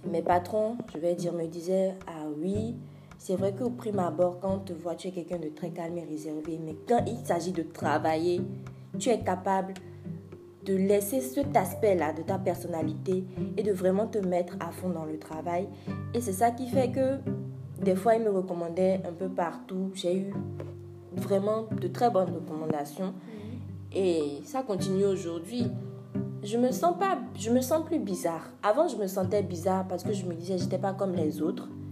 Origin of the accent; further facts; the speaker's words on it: France; moved away; also born or lived in Benin; J'ai grandi en France et je suis rentrée au Bénin pour euh, continuer mes études